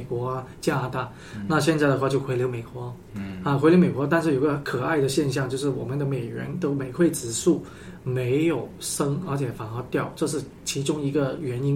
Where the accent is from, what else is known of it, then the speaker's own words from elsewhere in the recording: Guangzhou, Guangdong, China; 小时候在广州，十几年前